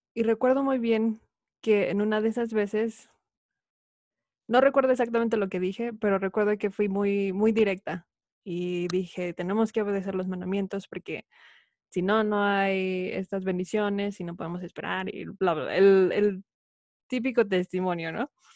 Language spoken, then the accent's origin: Spanish; Mexico; moved away as an adult; also born or lived in Idaho, United States; now in Utah, United States; nací y crecí en México, pero actualmente resido en Estados Unidos, específicamente en Utah